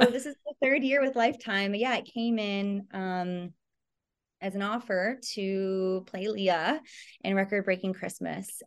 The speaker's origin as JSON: {"language": "English", "town": "Toronto", "region": "Ontario", "country": "Canada", "tie": "born or raised there", "moved": "yes", "lives_now": "Los Angeles, United States", "said": "I grew up in Toronto"}